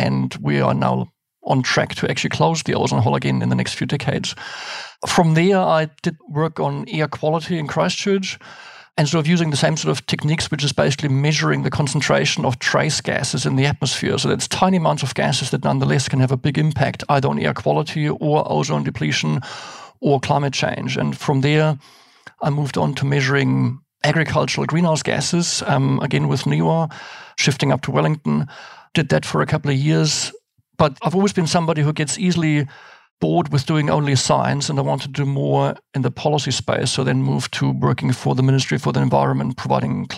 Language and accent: English; Germany; moved away as an adult; now in New Zealand; So I was born and raised in Germany. I came to New Zealand in the early 90s.